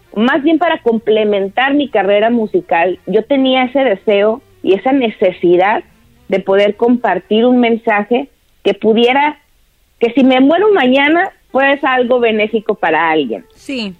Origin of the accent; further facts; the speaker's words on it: Torreón, Coahuila, Mexico; soy de Torreón, Coahuila